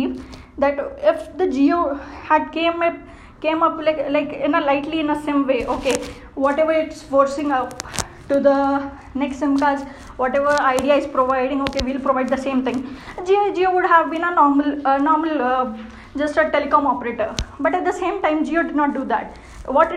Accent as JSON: {"language": "English", "country": "India", "said": "being an Indian, being in India"}